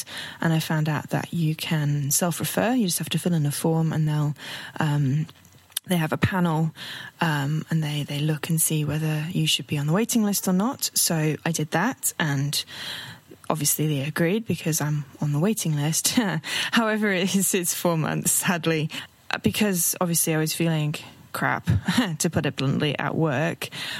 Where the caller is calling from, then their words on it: London, United Kingdom; I'm hailing from London in the UK.